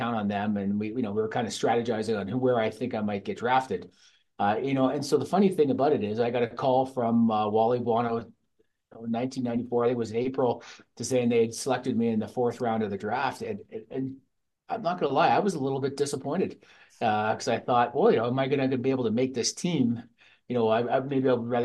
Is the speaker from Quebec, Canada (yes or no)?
no; London, Ontario, Canada; now in Calgary, Canada; Growing up in London